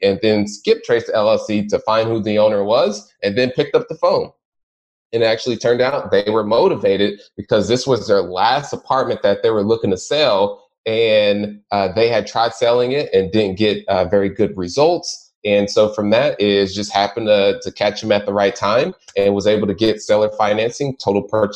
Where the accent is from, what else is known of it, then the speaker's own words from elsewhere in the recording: Indianapolis, Indiana, United States; born and raised in Indianapolis, Indiana